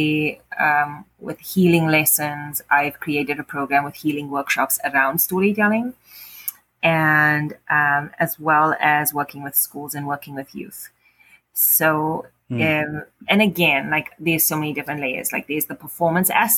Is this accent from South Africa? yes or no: yes; South Africa; also born or lived in Cape Town; now in Ottawa, Canada; my experience in Cape Town or growing up in South Africa